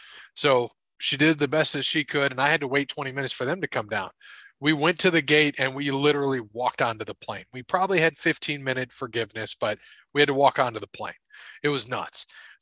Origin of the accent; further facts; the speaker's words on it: Philadelphia, Pennsylvania, United States; So why I am … from Philadelphia today.